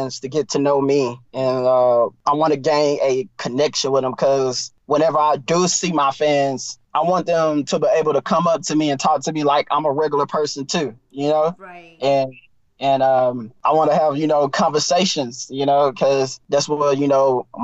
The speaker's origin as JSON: {"language": "English", "region": "East Texas", "country": "United States", "also_born_or_lived": "Houston", "said": "I'm from East Texas. So I grew up on blues and soul music."}